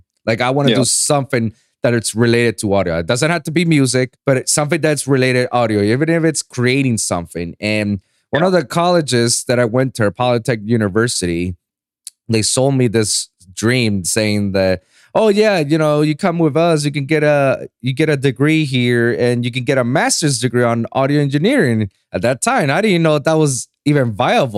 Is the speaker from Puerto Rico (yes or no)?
yes; Puerto Rico; English is a second language; I was born and raised in Puerto Rico